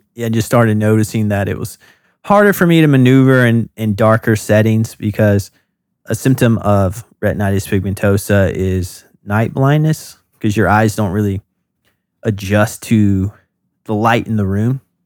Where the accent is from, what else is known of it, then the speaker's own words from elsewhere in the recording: North Carolina, United States; moved away as an adult; now in Brooklyn, United States; I'm from North Carolina, and I went to the University of North Carolina at Wilmington